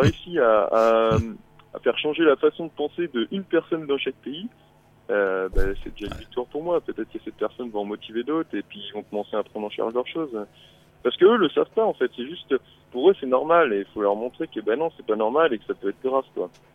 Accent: Vendée, Pays de la Loire, France; je suis de Vendée originairement

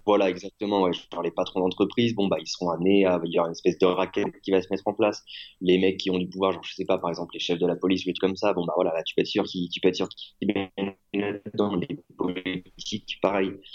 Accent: France; now in Mexico; en tant que Français

